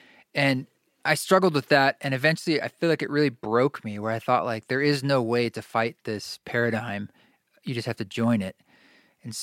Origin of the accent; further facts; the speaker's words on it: Oregon, United States; I grew up in Oregon, and my upbringing, although like I was in Boy Scouts, my parents and I, we all went camping, and I think that made a pretty indelible influence on me.